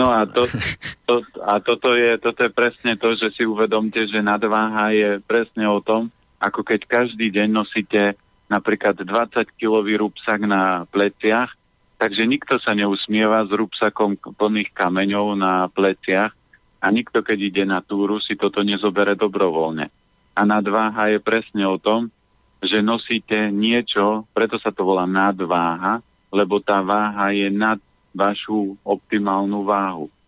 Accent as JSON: {"language": "Slovak", "area": "Orava", "region": "Žilina Region", "country": "Slovakia", "moved": "yes", "said": "ja pochádzam z Oravy"}